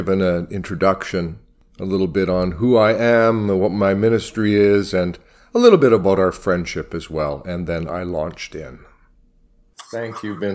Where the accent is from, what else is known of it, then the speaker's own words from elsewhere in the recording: Winnipeg, Manitoba, Canada; I was born and raised here in Winnipeg